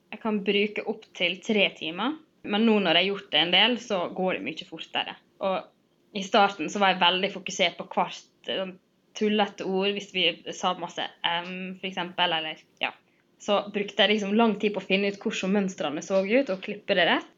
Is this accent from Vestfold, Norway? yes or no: no; Sunnmøre, Møre og Romsdal, Norway; also born or lived in Trondheim; nå har jeg flytta hjem fra Trondheim og skal liksom finne meg sjøl igjen her på Sunnmøre